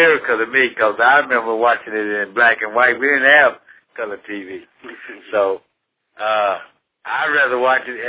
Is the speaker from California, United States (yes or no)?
no; Dallas, Texas, United States; As a young boy, I grew up here in Dallas.